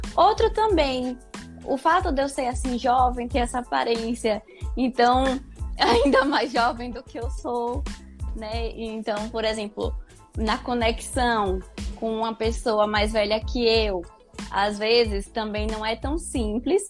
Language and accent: Portuguese; Salvador, Bahia, Brazil; Sou de Salvador, Bahia, lugar maravilhoso